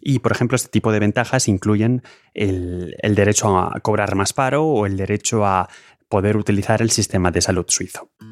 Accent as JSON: {"language": "Spanish", "country": "Spain", "moved": "yes", "lives_now": "Lausanne, Switzerland", "said": "yo por supuesto en estas estadísticas cuento como español"}